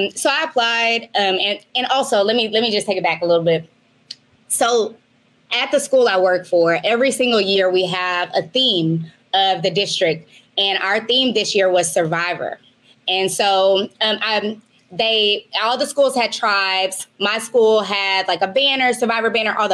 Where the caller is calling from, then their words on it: Maui, Hawaii, United States; I am calling you from Maui, Hawaii.